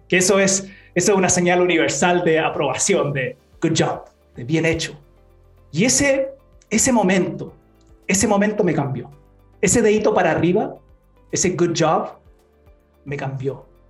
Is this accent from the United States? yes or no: yes; Utah, United States; now in Chile; Nací en Chile, pero mi familia se fue a los Estados Unidos, a Utah